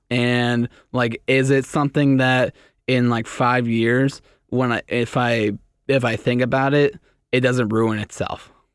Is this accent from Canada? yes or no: yes; Canada; I'm Canadian